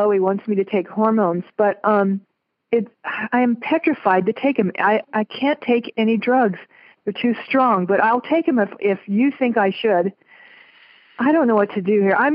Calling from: Las Vegas, Nevada, United States; I'm from Las Vegas.

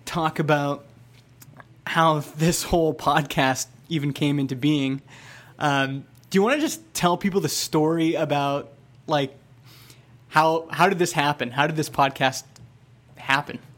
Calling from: Vernon, British Columbia, Canada; I'm calling from Vernon, B C.

